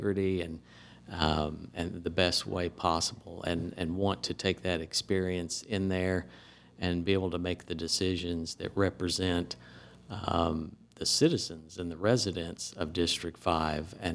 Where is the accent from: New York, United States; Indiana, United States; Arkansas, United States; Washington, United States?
Indiana, United States; moved away as an adult; now in DeSoto County, Mississippi, United States; I grew up around in the Indiana area